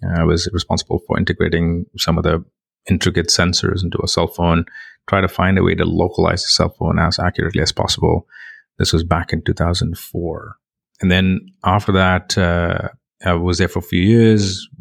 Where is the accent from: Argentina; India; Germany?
India; moved away as an adult; also born or lived in England; I come from India, you know, very, very lower middle class family, very tough environment. Did my bachelor's in computer engineering there